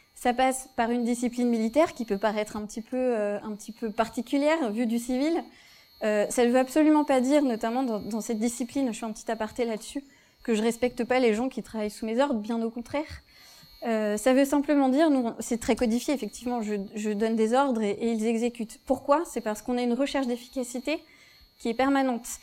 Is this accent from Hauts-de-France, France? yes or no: no; Vendée, Pays de la Loire, France; J'étais j'ai grandi en Vendée